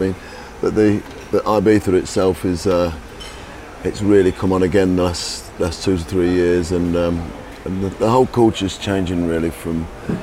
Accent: Leicester, East Midlands, United Kingdom; born or raised there

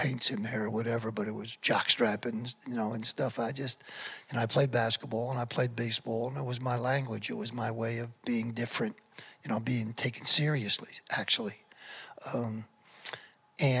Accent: Paterson, New Jersey, United States; I was born in Paterson, New Jersey.

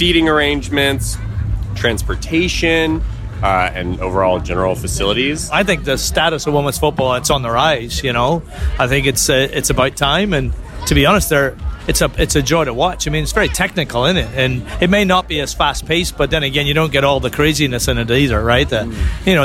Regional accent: California, United States; We're from California and we're a soccer team and we're playing games and watching the World Cup.

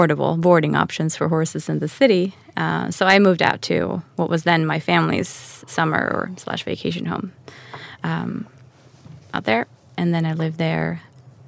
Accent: Stockholm, Stockholm County, Sweden; also born or lived in New York City; now in Yxlan, Sweden; Born and raised in Stockholm

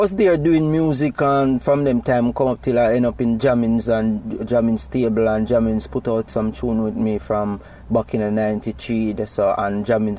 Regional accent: Springfield, Saint Mary, Jamaica; you know. I was born in St. Mary in a little district called Springfield, you know, along Guys Hill.

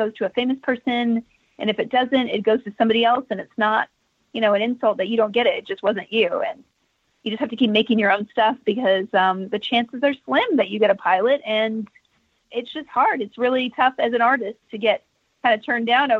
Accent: Texas, United States; I'm from Texas.

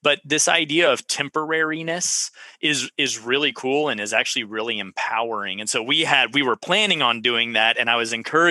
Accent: Central Texas, United States; I was from Central Texas

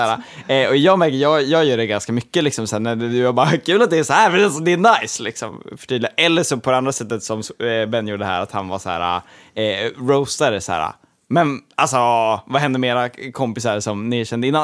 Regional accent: Gotland, Sweden; som gotlänning

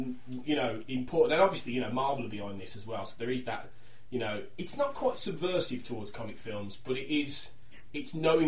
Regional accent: Wolverhampton, West Midlands, United Kingdom; because we're from Wolverhampton.

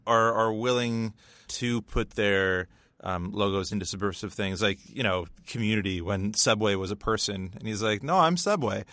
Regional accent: Northern Ontario, Canada; we, we grew up in the Northern Ontario education system

